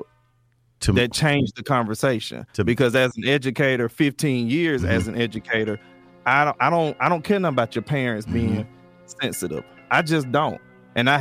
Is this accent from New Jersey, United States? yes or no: no; Atlanta, Georgia, United States; where I come from, and I'm from Atlanta